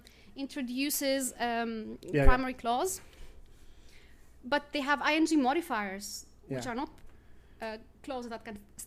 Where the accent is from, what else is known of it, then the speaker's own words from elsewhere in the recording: Greece; moved away; I grew up in Greece and we had lots and lots and lots of grammar from third grade all the way to the end of the Lyceum.